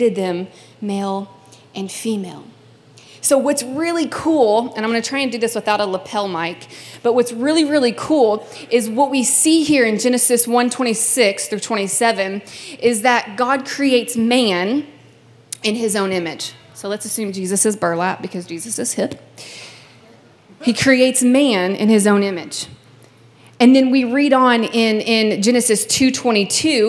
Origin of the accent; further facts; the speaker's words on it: Kentucky, United States; now in California, United States; I'm originally from Kentucky